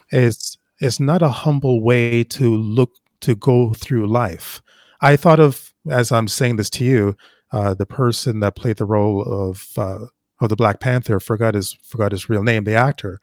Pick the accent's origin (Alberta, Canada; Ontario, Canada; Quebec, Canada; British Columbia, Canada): Ontario, Canada; Toronto; also born or lived in Jamaica; When I was growing up in Toronto